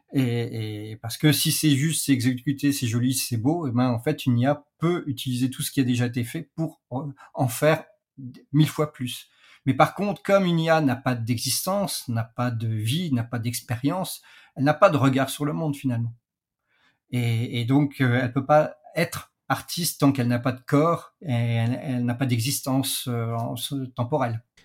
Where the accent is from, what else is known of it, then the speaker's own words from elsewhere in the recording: France; chez nous, en Europe, en France plus particulièrement